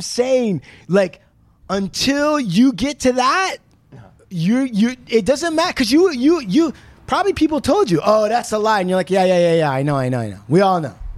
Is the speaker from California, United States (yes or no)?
no; Puyallup Indian Reservation, Washington, United States; I grew up on the Puyallup Indian Reservation.